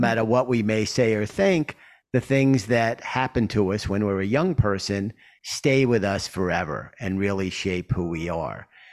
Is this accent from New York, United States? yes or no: yes; New York, United States; I grew up in Queens